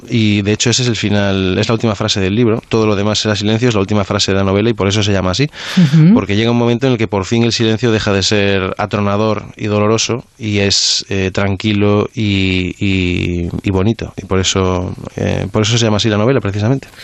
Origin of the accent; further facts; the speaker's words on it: Galicia, Spain; yo que soy mm, de Galicia